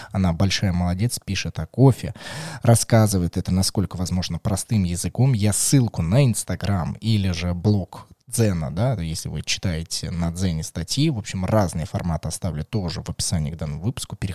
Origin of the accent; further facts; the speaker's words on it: Moscow, Russia; мне, как москвич, мне, как москвичу.